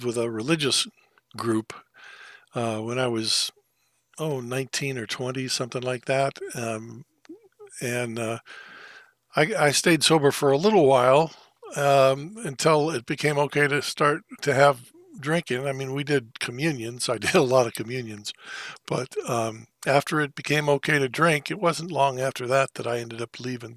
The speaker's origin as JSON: {"language": "English", "town": "Thousand Oaks", "region": "California", "country": "United States", "tie": "born or raised there", "also_born_or_lived": "Missouri / Los Angeles", "said": "I was born in Missouri in the United States, but raised mostly in a little town. It used to be a little town called Thousand Oaks, California."}